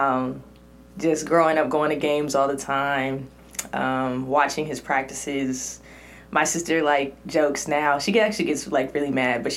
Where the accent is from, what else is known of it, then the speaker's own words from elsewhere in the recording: Cypress, California, United States; I grew up in Orange County, but, you know, a lot of my family and went to church in LA, and so I gotta claim Orange County because I'm from 714 area, Cypress